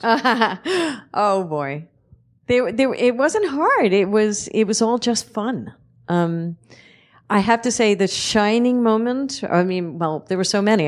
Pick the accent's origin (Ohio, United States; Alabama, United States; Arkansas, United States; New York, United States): New York, United States; New York City; I'm from Red Hook, Brooklyn